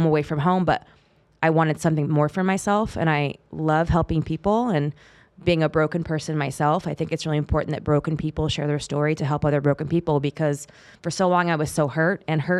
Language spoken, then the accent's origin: English; California, United States; growing up in the Bay Area of California and growing up in the generation I did, I was born in the 70s